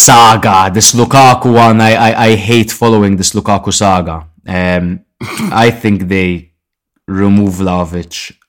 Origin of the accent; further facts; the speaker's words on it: Malta; We are from Malta